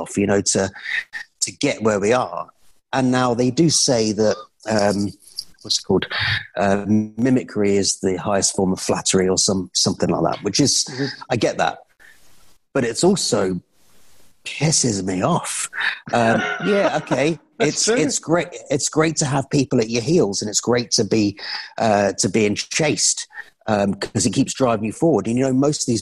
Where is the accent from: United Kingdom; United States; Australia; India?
United Kingdom